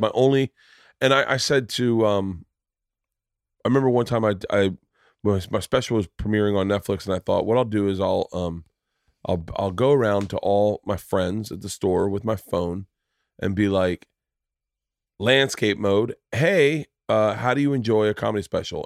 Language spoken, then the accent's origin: English; Florida, United States; I grew up in Florida